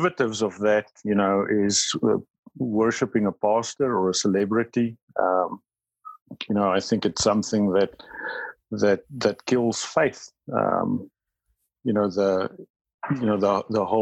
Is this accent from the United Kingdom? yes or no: no; South Africa; first language Afrikaans; English is a second language; My first language is Afrikaans, but it's only a small percentage of South Africans that speak Afrikaans